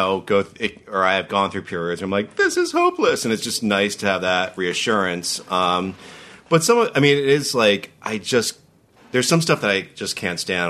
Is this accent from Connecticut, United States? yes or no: yes; Connecticut, United States; moved away as an adult; I'm from Connecticut